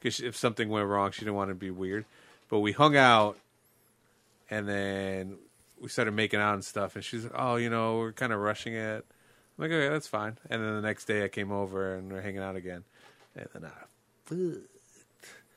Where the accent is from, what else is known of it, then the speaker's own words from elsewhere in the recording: Chicago, Illinois, United States; I grew up with in Chicago